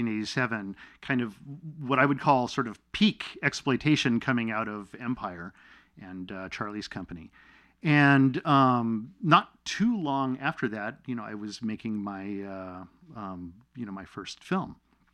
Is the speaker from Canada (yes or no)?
yes; Canada; born there; And I was born in Canada, and so I have Canadian citizenship.